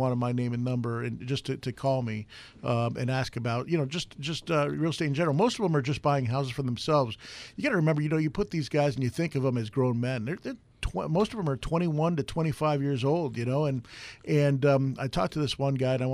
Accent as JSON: {"language": "English", "region": "New York", "country": "United States", "moved": "yes", "said": "I'm originally from New York"}